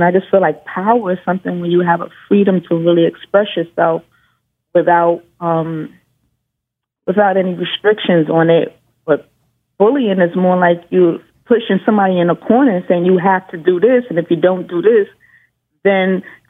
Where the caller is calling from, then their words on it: New York City, New York, United States; I'm calling from New York City.